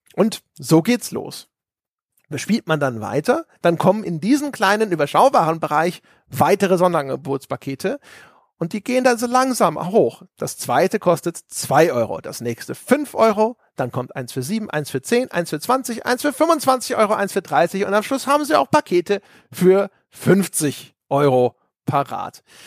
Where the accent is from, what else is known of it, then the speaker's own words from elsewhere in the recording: Lower Saxony, Germany; moved away; also born or lived in Bavaria; Ich bin gebürtig, bin ich ja aus äh, Niedersachsen.